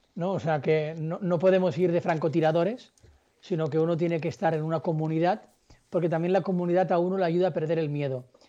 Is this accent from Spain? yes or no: yes; Barcelona, Catalonia, Spain; yo soy de Barcelona y estaba en Puerto Rico